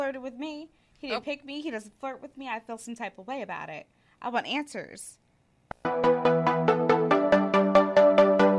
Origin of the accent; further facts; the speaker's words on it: Nutley, New Jersey, United States; I grew up in Nutley, so it's nothing but Italians